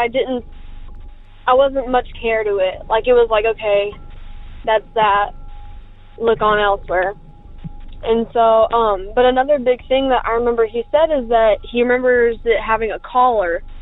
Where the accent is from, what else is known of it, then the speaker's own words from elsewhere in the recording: United States; I grew up around Lake Texoma.